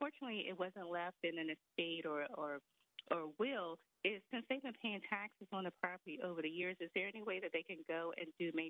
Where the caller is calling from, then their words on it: Washington, District of Columbia, United States; I'm calling from Washington, D.C.